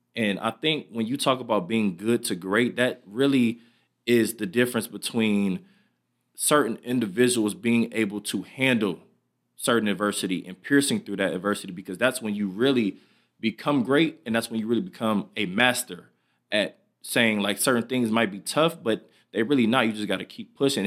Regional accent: Michigan, United States; moved away; I'm back in my hometown, Michigan

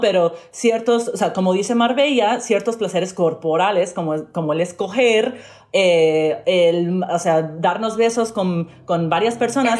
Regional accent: Miami, Florida, United States; yo crecí eh, en Miami, asistí a escuelas públicas

